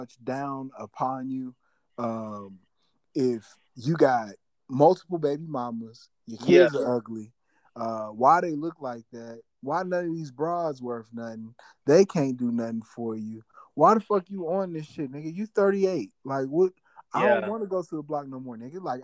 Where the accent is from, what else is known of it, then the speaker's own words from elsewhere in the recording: St. Louis, Missouri, United States; I'm from St. Louis, Missouri